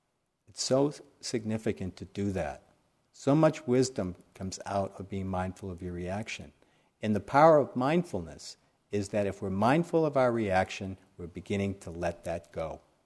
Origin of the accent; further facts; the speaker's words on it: New York, United States; I came from the city, I came from New York